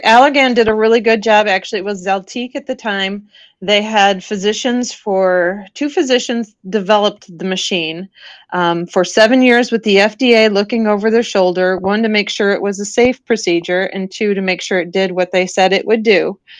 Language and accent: English; northern Illinois, United States; now in Florida, United States; I grew up in Illinois.